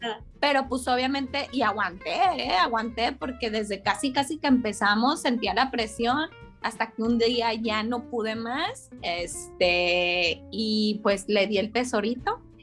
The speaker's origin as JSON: {"language": "Spanish", "town": "Zamora", "region": "Michoacán", "country": "Mexico", "tie": "born or raised there", "said": "Soy originaria de Zamora, Michoacán"}